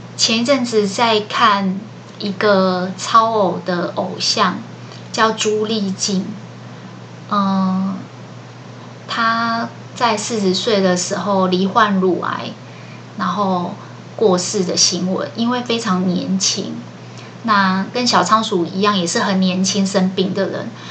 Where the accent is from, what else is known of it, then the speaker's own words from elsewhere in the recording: Taiwan; 我们台湾人